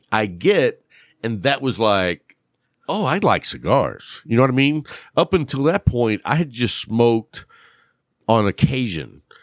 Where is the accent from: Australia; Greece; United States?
United States; Lubbock, Texas; I grew up in Lubbock, which was, like, the best of both worlds